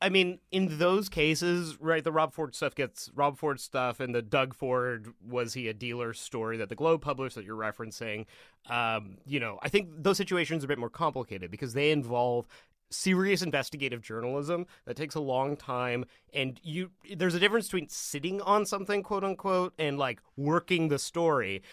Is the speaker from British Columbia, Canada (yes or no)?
yes; Vancouver, British Columbia, Canada; I grew up around Vancouver